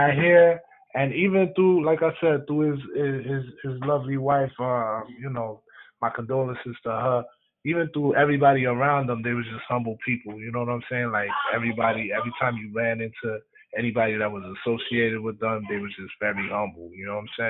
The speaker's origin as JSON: {"language": "English", "town": "New York City", "region": "New York", "country": "United States", "said": "I'm from Brooklyn"}